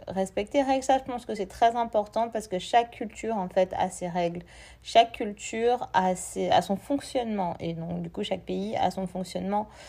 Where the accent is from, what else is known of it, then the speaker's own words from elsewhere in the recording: Martinique; moved away; chez moi en Martinique, je prends l'exemple de la Martinique, chez moi en Martinique